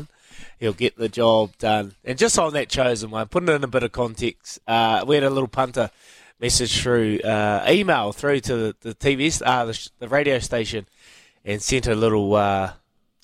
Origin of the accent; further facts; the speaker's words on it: Hawke's Bay, New Zealand; moved away; I'm from the Bay